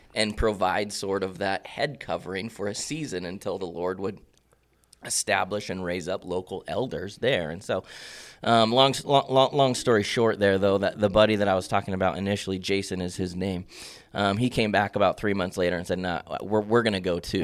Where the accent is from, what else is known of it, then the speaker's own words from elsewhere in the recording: Bend, Oregon, United States; also born or lived in Prineville; now in Madras, United States; born and raised in Bend